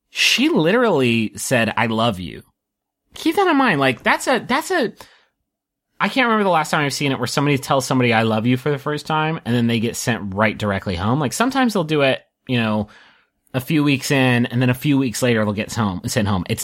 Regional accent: Texas, United States; and I do the news, and I'm from Texas.

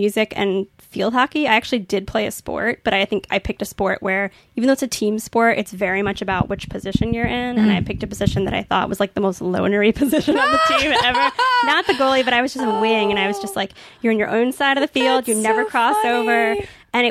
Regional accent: Virginia Beach, Virginia, United States; I grew up in Virginia Beach

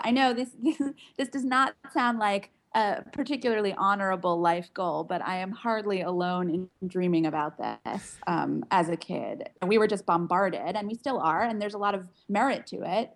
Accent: Pittsburgh, Pennsylvania, United States; also born or lived in Washington, D.C.; now in New York City, United States; I grew up in Pittsburgh, Pennsylvania, actually in a small suburb to the north of Pittsburgh, Pennsylvania

